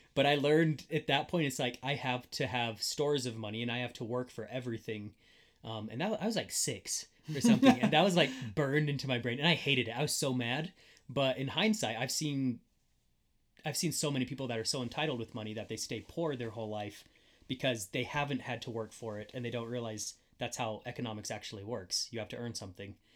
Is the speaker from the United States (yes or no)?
yes; Wyoming, United States; I grew up in middle of nowhere in Wyoming